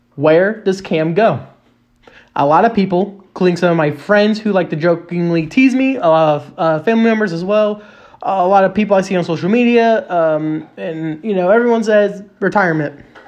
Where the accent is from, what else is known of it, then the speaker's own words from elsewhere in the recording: Indianapolis, Indiana, United States; I am from Indianapolis